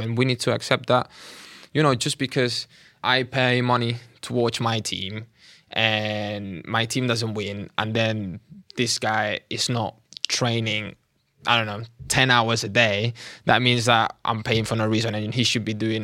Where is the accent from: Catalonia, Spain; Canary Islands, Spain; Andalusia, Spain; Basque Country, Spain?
Catalonia, Spain; moved away as an adult; now in London, United Kingdom; I was, uh, born and raised in Catalonia